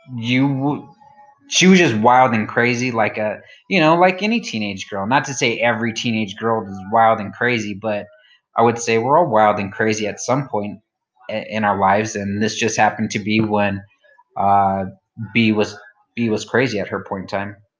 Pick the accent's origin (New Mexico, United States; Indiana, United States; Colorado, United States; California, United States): New Mexico, United States; I'm from New Mexico